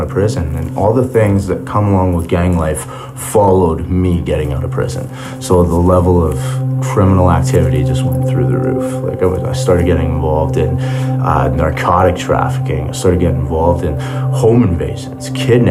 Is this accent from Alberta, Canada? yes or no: yes; Calgary, Alberta, Canada; I was born in Calgary, Alberta.